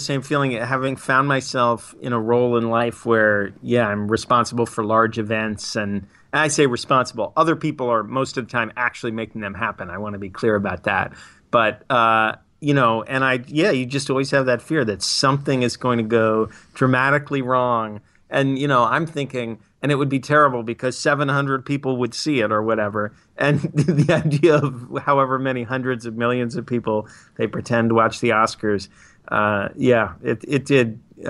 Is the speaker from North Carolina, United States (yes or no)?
no; New York, United States; also born or lived in Massachusetts / Minneapolis / Otsego County, New York / Trenton, New Jersey; now in Boston, United States; I grew up in New York, went to college in Western Mass, lived in Minneapolis, in Otsego County, New York, in Trenton, New Jersey, now in Boston.